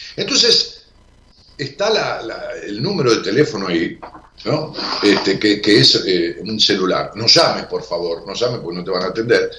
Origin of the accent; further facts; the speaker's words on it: Ramos Mejía, Buenos Aires Province, Argentina; moved away; mi pueblo natal, a Ramos Mejía